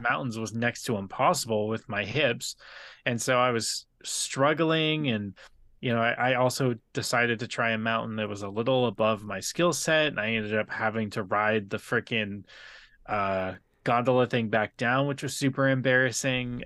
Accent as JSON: {"language": "English", "town": "San Diego", "region": "California", "country": "United States", "tie": "born or raised there", "said": "I grew up in Terre Santa"}